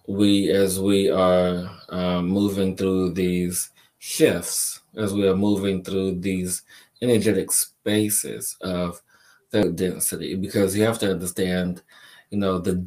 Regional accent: Chicago, Illinois, United States; moved away; also born or lived in New York; me growing up in Chicago and living in New York for a period of time

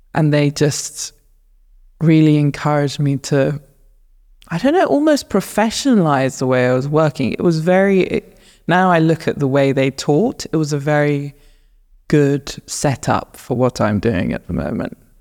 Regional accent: north of Luton, East of England, United Kingdom; moved away as an adult; also born or lived in Southeast London; now in London, United Kingdom; I was born in London, and then we very quickly moved out of London to north of Luton.

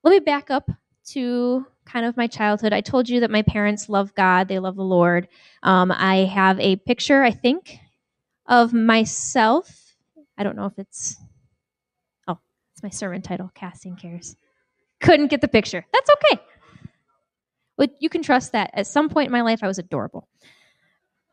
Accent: Jamestown, New York, United States; moved away as an adult; now in Minneapolis, United States; I grew up in New York State, Jamestown, New York

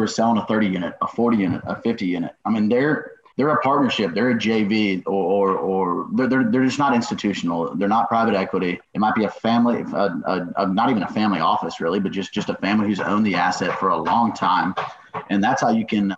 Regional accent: Nashville, Tennessee, United States; also born or lived in Illinois; I'm from Nashville originally

